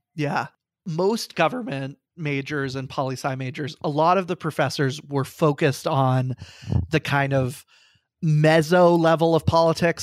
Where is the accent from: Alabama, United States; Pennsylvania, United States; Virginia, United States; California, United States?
Virginia, United States; Falls Church; I am from Falls Church, Virginia. I am coming to you live right now from Falls Church, Virginia. I grew up there.